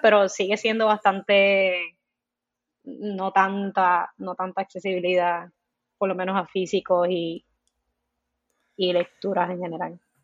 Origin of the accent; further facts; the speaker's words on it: Comerío, Puerto Rico; Soy de Comerío, crecí en Comerío, Puerto Rico